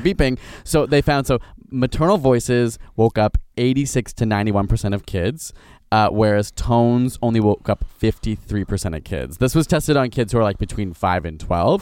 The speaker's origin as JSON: {"language": "English", "region": "Ontario", "country": "Canada", "said": "a Canadian from Ontario"}